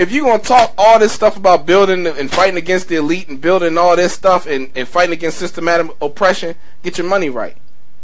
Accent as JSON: {"language": "English", "region": "Maryland", "country": "United States", "said": "I'm from Maryland"}